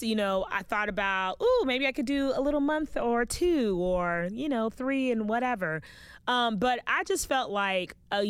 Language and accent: English; West Palm Beach, Florida, United States; I was born and raised in West Palm Beach, Florida, and my entire family is Haitian. I am a Haitian American